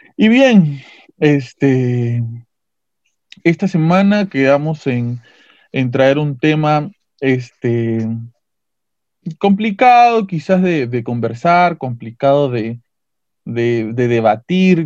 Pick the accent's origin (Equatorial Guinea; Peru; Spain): Peru; nuestras culturas, la cultura inca, en caso del Perú